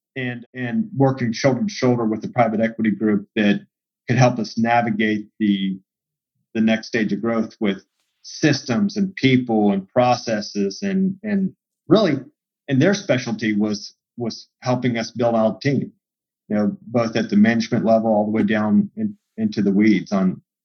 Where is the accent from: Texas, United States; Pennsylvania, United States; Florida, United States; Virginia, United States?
Texas, United States; Central; growing up in Central Texas